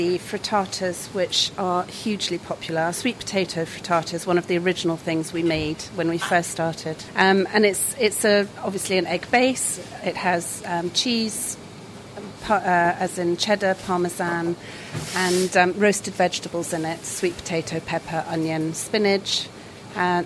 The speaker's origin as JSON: {"language": "English", "country": "France", "tie": "born or raised there", "moved": "yes", "lives_now": "United Kingdom", "said": "I grew up in France"}